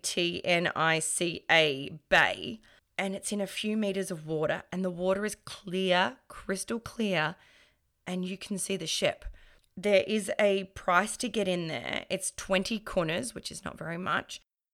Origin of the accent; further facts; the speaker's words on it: Croatia; The company from Vegeta is in Croatia. It's actually not too far away from my hometown, but it's not my friend.